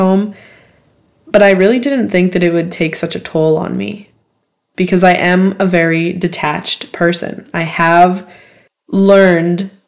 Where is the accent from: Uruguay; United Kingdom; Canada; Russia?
Canada; I'm from Canada